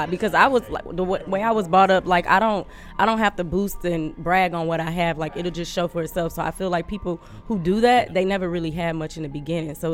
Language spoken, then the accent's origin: English; Detroit, Michigan, United States; because I'm from Detroit.